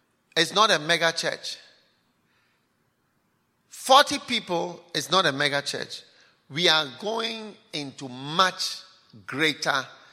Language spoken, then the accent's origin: English; Ghana; moved away as an adult; now in Canada; I came from Ghana to start a church here in Canada